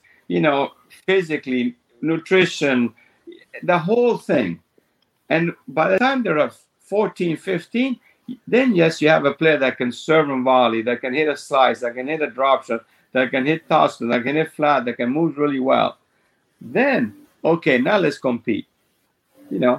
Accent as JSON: {"language": "English", "country": "Argentina", "tie": "born or raised there", "moved": "yes", "said": "when I grew up in Argentina, I played one tournament a month"}